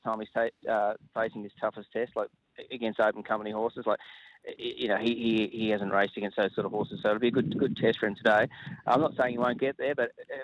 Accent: Ballarat, Victoria, Australia; it's still my hometown.

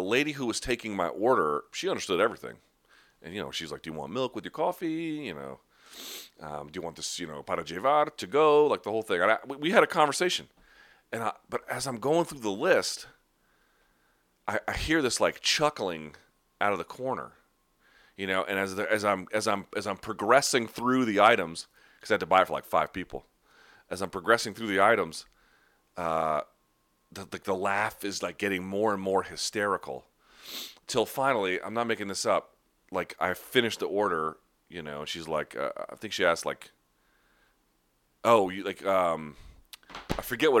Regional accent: United States; accent: American; my accent obviously sounds like I'm American. But I'd never been told that my accent was bad. Like, I'm not fooling anybody about where I'm from

